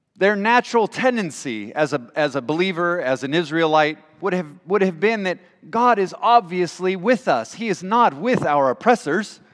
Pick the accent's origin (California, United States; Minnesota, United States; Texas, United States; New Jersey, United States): California, United States; also born or lived in Washington / England; now in Michigan, United States; I'm from California originally